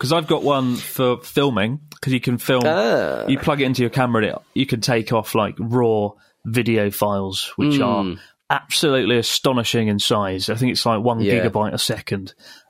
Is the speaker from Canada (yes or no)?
yes; Canada; All right, … … from Canada.